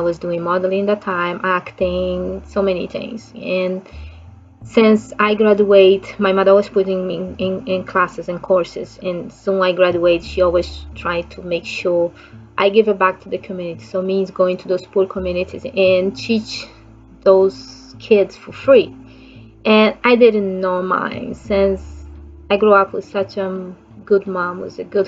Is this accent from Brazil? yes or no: yes; Rio de Janeiro, Brazil; English is a second language; I'm from Brazil, so I grew up in Rio de Janeiro